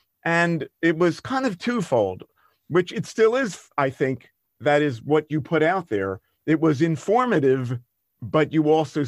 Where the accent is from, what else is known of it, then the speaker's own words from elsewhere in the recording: Vienna, Austria; now in Germany; that was another benefit of growing up in Vienna and moving to Germany.